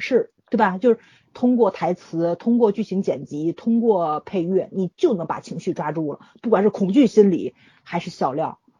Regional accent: China; 我作为一个中国人。

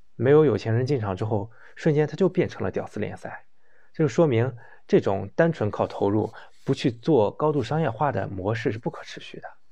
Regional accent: China; 我们中国人

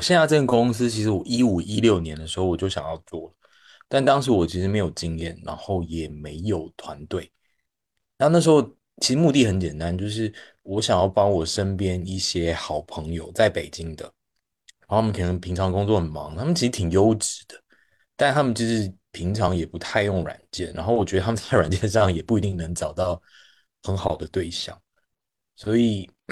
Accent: Taiwan; accent: Taiwanese; also born or lived in Beijing, China; now in China; 我是一个长期在大陆的台湾人，大家也可以听到我口音。然后，嗯，我现在的生活就是在国内 各个地方到处跑

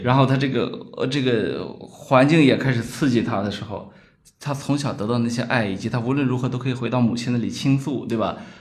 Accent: China; 我们中国人

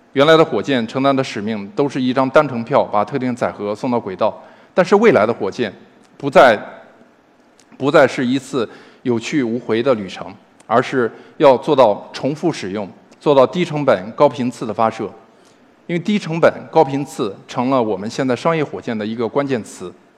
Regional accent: China; 我们中国人

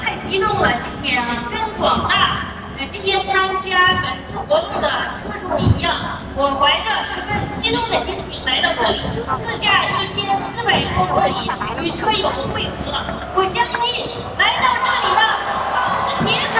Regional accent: Yantai, Shandong, China; 我来自山东烟台市北县。

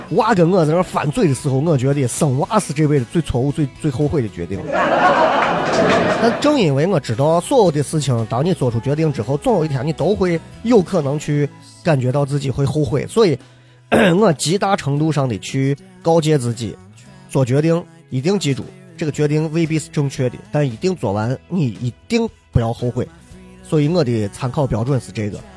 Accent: Xi'an, Shaanxi, China; accent: Xi'an dialect; 我不知道你们能不能听懂我们的方言，但是我的方言仍然是洋气的西安话，我不是那种土锤西安话，洋气的西安话

